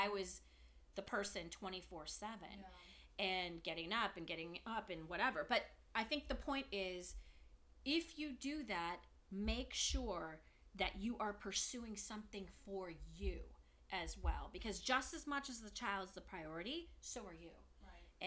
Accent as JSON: {"language": "English", "town": "Danville", "region": "California", "country": "United States", "moved": "as an adult", "lives_now": "Santa Barbara, United States", "said": "I'm from the Bay Area. Danville, go Danville, love it."}